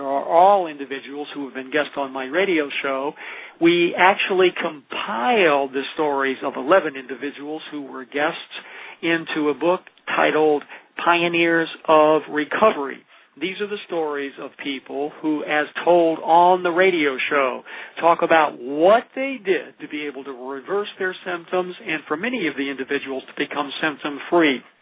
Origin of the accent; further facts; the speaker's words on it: Olympia, Washington, United States; from Olympia, Washington, my hometown